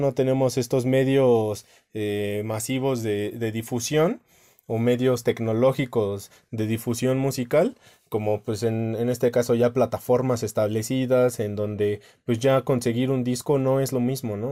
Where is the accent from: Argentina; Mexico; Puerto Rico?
Mexico; como mexicana